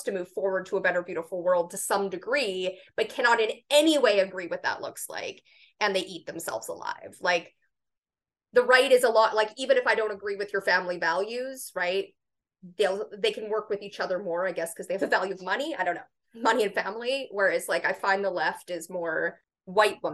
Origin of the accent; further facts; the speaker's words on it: Canada; as a Canadian.